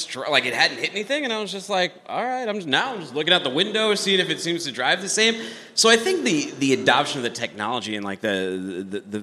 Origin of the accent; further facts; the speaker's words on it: Massachusetts, United States; I'm from Massachusetts